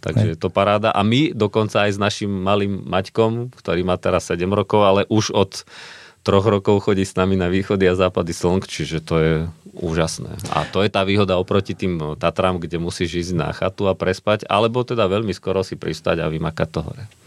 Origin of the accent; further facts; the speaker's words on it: Orava, Žilina Region, Slovakia; now in Pezinok, Slovakia; pochádzam dosť z vysokých hôr z Oravy